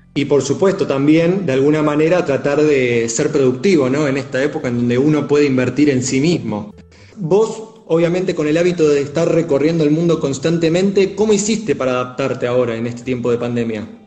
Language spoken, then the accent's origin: Spanish; Argentina; nuestro país